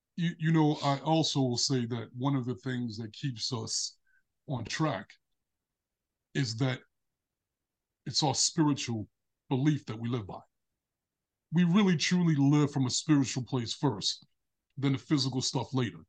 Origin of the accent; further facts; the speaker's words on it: New York City, New York, United States; I grew up in Brooklyn when I was little